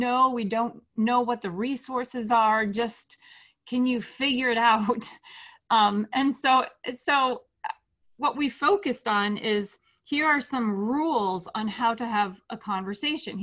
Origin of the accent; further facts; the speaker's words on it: West Michigan, United States; moved away as an adult; we moved back to West Michigan, back to my hometown